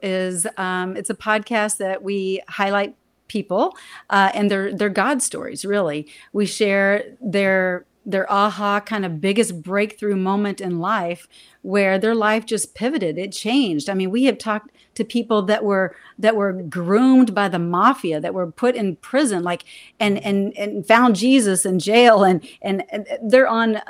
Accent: Texas, United States; I'm a Texan.

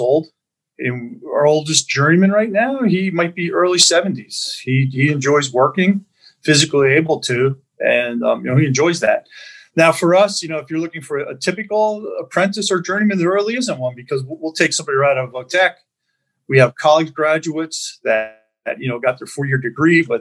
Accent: Bethlehem, Pennsylvania, United States; I always say I'm a Bethlehem kid, born, raised in Bethlehem

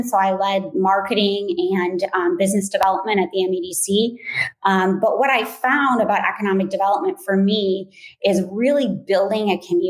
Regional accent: St. Joseph, Michigan, United States; also born or lived in Ann Arbor / Kalamazoo; I grew up in St. Joe. I went to the Catholic school there.

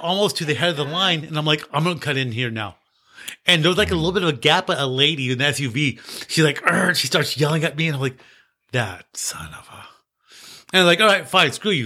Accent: United States; I'm from the United States

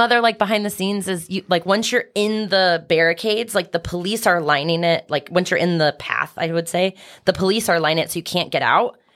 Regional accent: Kansas City, United States; also born or lived in California / Iowa (family); I grew up in Kansas City

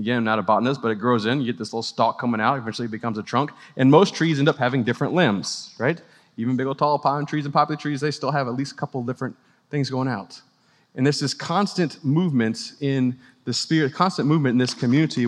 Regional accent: New Orleans, Louisiana, United States; now in Clemson, United States; I grew up in New Orleans

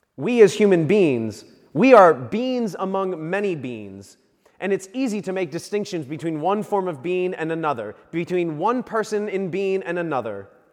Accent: Virginia Beach, Virginia, United States; growing up in Virginia Beach

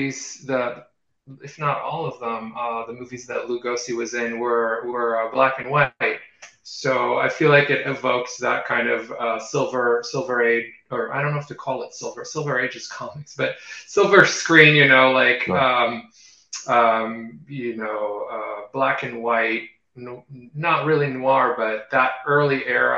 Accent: Israel; moved away; I grew up in Israel

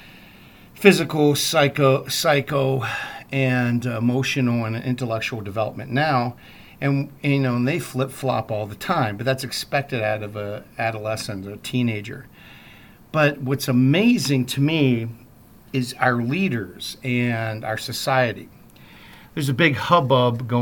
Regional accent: East Coast, United States; now in Midwest, United States; that's very East Coast of me. I'm not a Midwesterner, so even though I live in the Midwest now

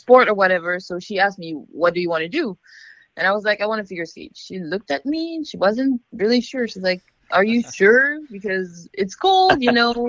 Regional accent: outside of Paris, Île-de-France, France; moved away as an adult; now in United States; I started skating in a little city a little bit outside of Paris. It's my hometown

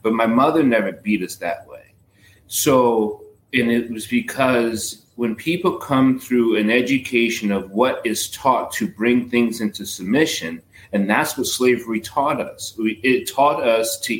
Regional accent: New York City, New York, United States; I am from the boogie down

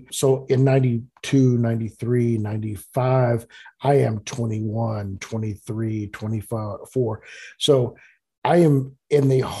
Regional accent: a small town north of Dallas, Texas, United States; I'm from the Dallas area. I grew up in a small town north of Dallas.

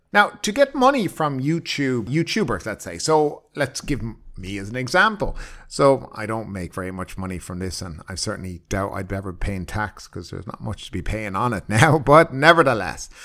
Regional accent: Ireland; now in Thailand; I come from Ireland

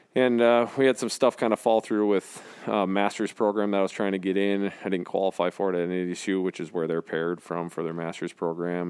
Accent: North Branch, Minnesota, United States; also born or lived in Marshall, Minnesota; I grew up in North Branch, Minnesota

